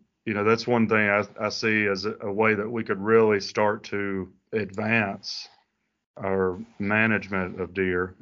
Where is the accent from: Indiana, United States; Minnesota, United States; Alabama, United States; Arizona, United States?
Alabama, United States; moved away as an adult; now in Florida, United States; I grew up in Alabama, and I was a big time Auburn fan